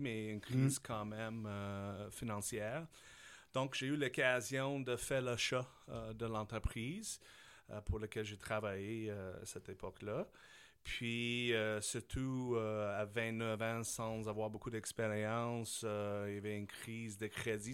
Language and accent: French; Saskatchewan, Canada; French is a second language; moved away as an adult; also born or lived in Switzerland / Taiwan; now in Quebec, Canada; je suis un gars de la Saskatchewan